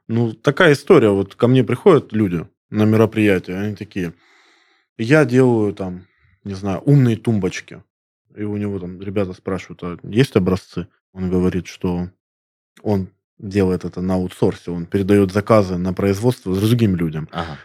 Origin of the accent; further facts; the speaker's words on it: Krasnodar, Krasnodar Krai, Russia; я коренной краснодарец